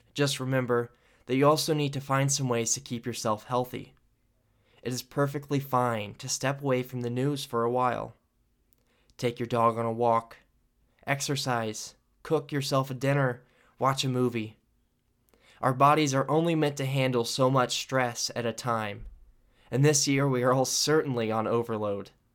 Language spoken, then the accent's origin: English; United States